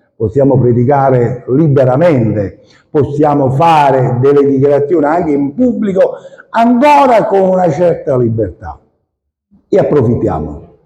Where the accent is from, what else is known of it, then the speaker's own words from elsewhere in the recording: Maddaloni, Campania, Italy; nel mio paese, perché io sono della provincia di Caserta, Maddaloni